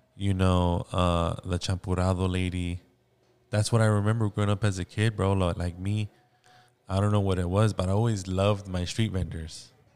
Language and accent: English; Downey, California, United States; I was born in Downey